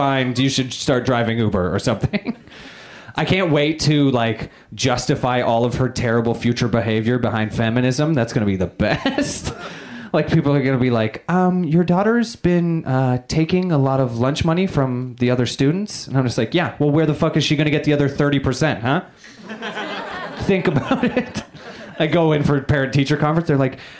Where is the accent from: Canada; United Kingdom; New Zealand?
Canada; moved away; I am Canadian